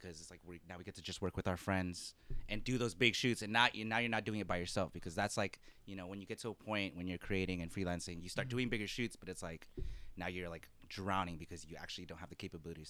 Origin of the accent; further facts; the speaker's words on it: San Diego, California, United States; moved away as an adult; now in Washington, D.C., United States; I'm from San Diego, but my family's from the Philippines. I rep being Filipino heavy.